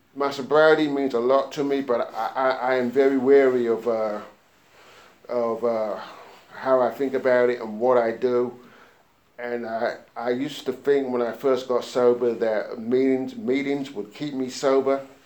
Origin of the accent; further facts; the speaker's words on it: London, United Kingdom; now in United States; I was born and grew up in uh, London, England